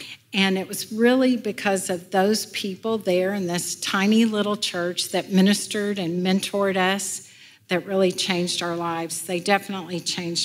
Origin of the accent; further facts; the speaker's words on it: Houston, Texas, United States; I went home at the end of the summer in Houston